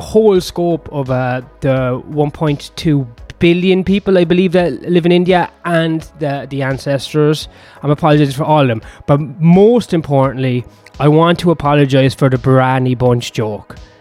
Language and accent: English; Ireland; I'm Irish